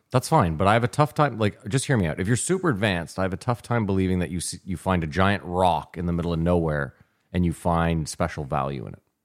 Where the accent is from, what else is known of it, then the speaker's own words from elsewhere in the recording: Canada; We're Canadian.